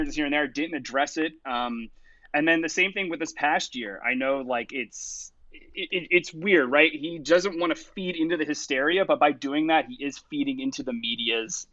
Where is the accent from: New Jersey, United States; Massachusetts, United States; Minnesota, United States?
New Jersey, United States; I'm a coastie because I'm from New Jersey